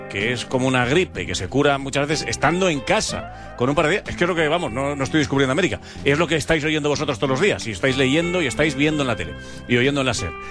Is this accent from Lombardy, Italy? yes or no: yes; Bergamo, Lombardy, Italy; Spanish is a second language; Eh, yo soy de Bérgamo.